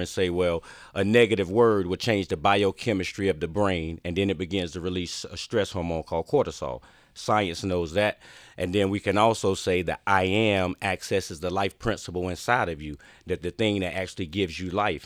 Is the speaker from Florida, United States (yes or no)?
no; Wallace, North Carolina, United States; I grew up in Wallace, North Carolina, Eastern North Carolina. It's like a farm town